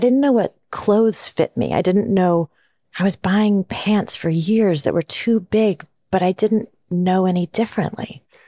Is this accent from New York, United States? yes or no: no; Kalispell, Montana, United States; moved away; also born or lived in San Diego, California; I grew up in Kalispell, Montana